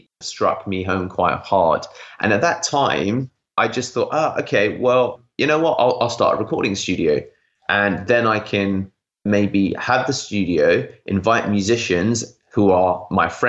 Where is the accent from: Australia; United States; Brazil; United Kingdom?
United Kingdom; I'm British Indian